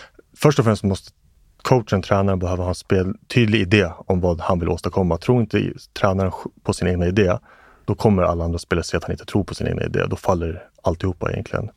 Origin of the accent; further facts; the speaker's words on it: Stockholm, Stockholm County, Sweden; also born or lived in Johannesburg, South Africa / Pasadena, Los Angeles, United States / Vällingby; Och därefter så var det Tensta. Eh, och det är där jag är egentligen uppvuxen i Mm. majoriteten mm. av mitt liv